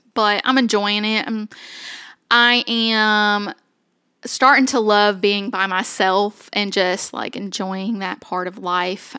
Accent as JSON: {"language": "English", "town": "Somerset", "region": "Kentucky", "country": "United States", "tie": "born or raised there", "also_born_or_lived": "Owensboro, Kentucky", "said": "we moved to Eastern Kentucky to a place called Somerset"}